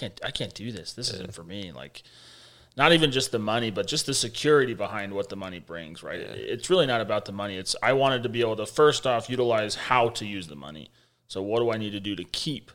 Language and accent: English; Magna, Utah, United States; we grew up in Utah, so we're from Salt Lake City, Utah, but we grew up in a little subsidiary section in a net called Magna, super far west